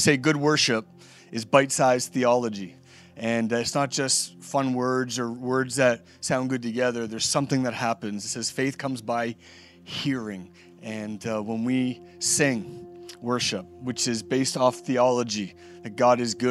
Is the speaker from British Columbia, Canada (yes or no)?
no; Nova Scotia, Canada; Been here my whole life, born and raised in Nova Scotia